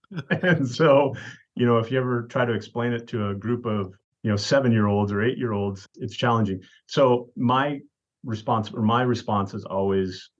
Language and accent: English; South Dakota, United States; now in Hermiston, United States; I grew up in South Dakota. That's where I was born.